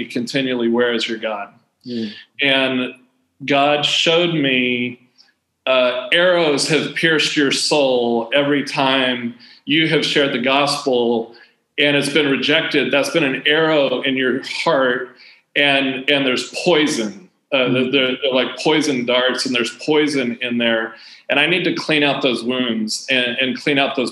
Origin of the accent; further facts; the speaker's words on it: United States; moved away; when I was growing up in the States